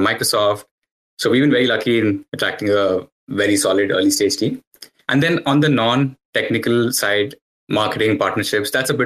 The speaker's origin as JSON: {"language": "English", "country": "India", "tie": "born or raised there", "moved": "yes", "lives_now": "Canada", "said": "born and raised in India, but currently based out of Canada"}